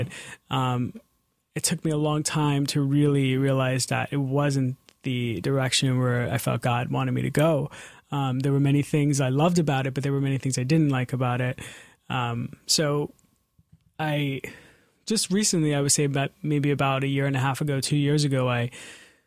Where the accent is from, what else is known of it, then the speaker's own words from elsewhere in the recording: New York City, New York, United States; I'm 32 years old, and I'm from Astoria, Queens. So I grew up singing in church